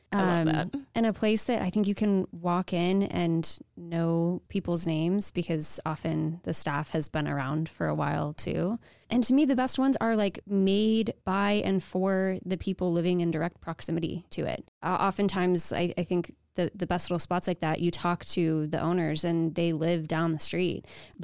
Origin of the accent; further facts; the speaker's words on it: Arizona, United States; I'm from Arizona, as you know.